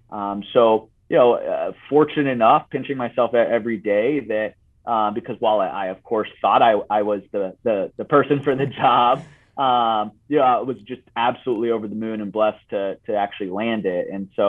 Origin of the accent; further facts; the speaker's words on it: Italy; English is a second language; now in United States; And so I grew up in Italy, and soccer was a big part of my life.